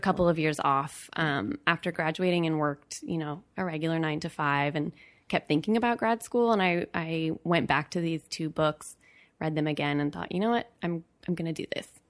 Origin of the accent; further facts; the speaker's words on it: Berkeley, California, United States; I was born and raised in Berkeley, California